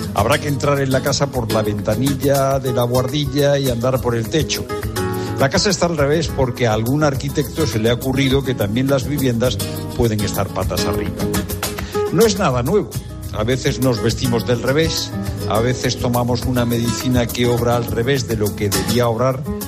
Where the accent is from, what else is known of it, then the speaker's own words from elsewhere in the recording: San Lorenzo de El Escorial, Community of Madrid, Spain; yo soy de San Lorenzo del Escorial